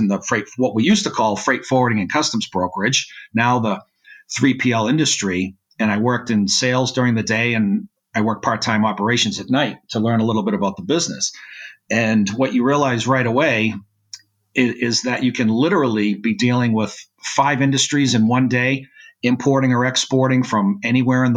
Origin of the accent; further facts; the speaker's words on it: Massachusetts, United States; I'm originally from Massachusetts